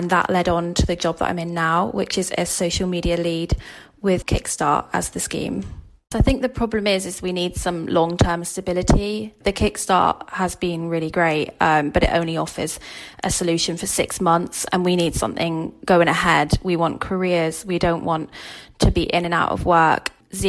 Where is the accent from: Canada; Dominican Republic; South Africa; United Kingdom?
United Kingdom; Plymouth, South West England; now in Liverpool, United Kingdom; I'm 25. I'm based in Liverpool. I'm originally from Plymouth.